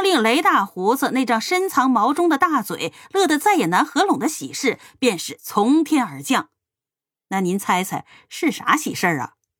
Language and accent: Chinese; Northeast China, China; 在我的老家一个毗邻深山老林、名不见经传的东北小镇上，搬来了一户人家